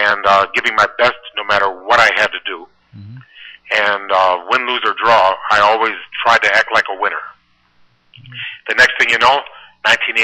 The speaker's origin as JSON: {"language": "English", "town": "Downers Grove", "region": "Illinois", "country": "United States", "tie": "born or raised there", "said": "I was raised in Downers Grove, Illinois, near Chicago"}